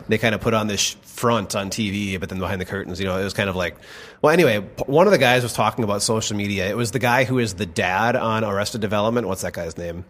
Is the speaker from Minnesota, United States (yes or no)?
yes; Rome, Minnesota, United States; moved away; small, farm town U S